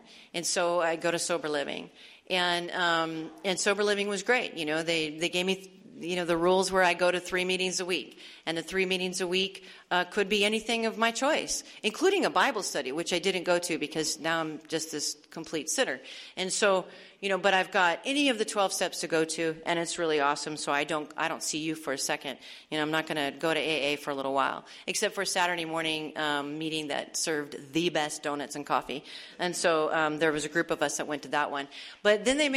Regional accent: Arizona, United States; moved away; I'm from Arizona, and this is all taking place in Tucson at this point

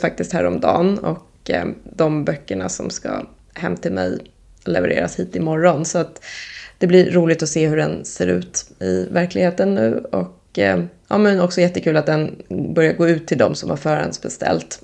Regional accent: Lidingö, Stockholm County, Sweden; jag är uppvuxen på Lidingö

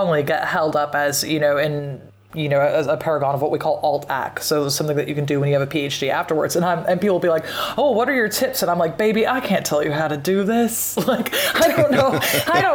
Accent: Pacific Northwest, United States; I'm from the Pacific Northwest

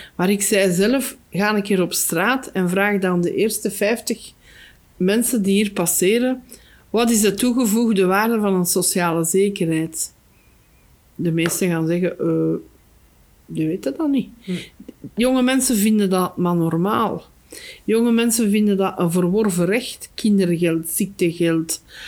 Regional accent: Flanders, Belgium; Bij ons in Torp, daar staan nog een paar huizen

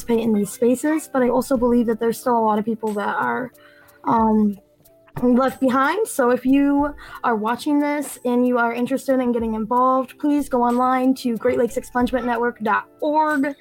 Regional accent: Benton Harbor, Michigan, United States; I'm from Southwest Michigan, Benton Harbor area

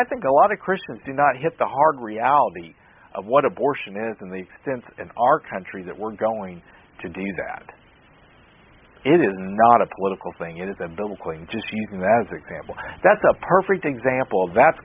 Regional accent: United States; I'm an American

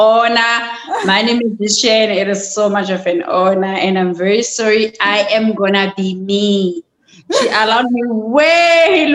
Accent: KwaZulu-Natal, South Africa; moved away as an adult; I was born and bred in Kandla, in KZN.

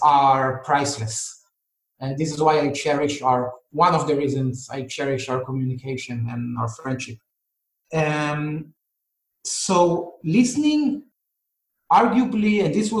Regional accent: Israel; I'm from Israel, and in Israel, people argue a lot

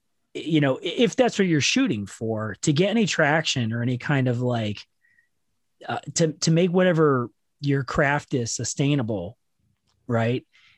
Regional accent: Akron, Ohio, United States; I was from Akron

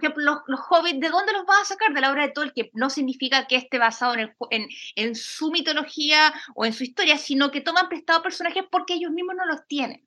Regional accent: a town outside Concepción, Biobío, Chile; yo vivía en un pueblo apartado de Conce

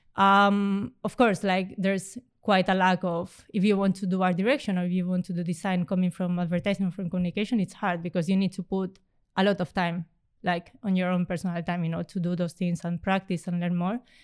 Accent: Spain; moved away as an adult; also born or lived in Romania; now in Amsterdam, Netherlands; I come from Spain

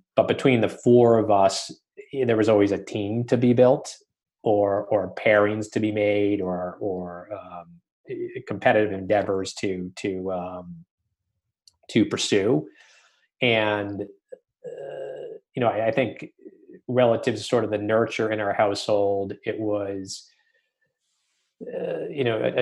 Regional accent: Massachusetts, United States; I grew up in Massachusetts

